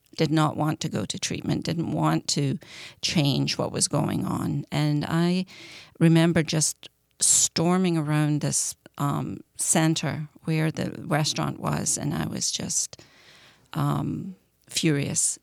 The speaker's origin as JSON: {"language": "English", "region": "Scotland", "country": "United Kingdom", "tie": "born or raised there", "said": "I grew up in Scotland"}